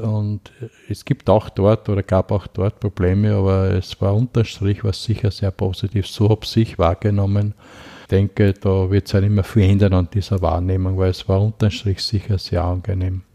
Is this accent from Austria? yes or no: yes; Haugsdorf, Lower Austria, Austria; moved away as an adult; also born or lived in Hollabrunn / Vienna; ich komme aus Niederösterreich